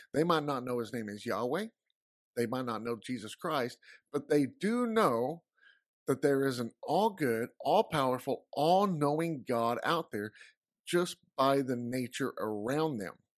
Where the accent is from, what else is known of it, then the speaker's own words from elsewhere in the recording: Texas, United States; I'm from Texas